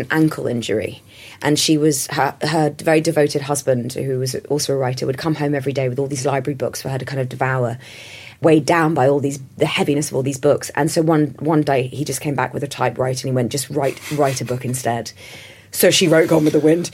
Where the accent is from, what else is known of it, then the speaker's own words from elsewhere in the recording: London, United Kingdom; me growing up in London in the 80s